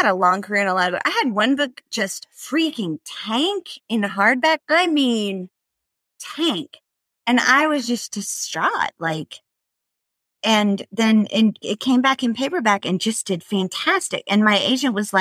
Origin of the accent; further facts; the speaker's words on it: the South, United States; I'm Southern